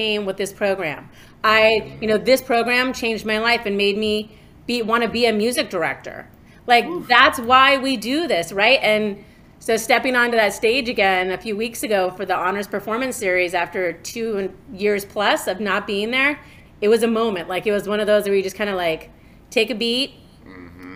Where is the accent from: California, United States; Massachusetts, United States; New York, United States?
New York, United States; growing up in New York, my dad and my mom were always big supporters of the arts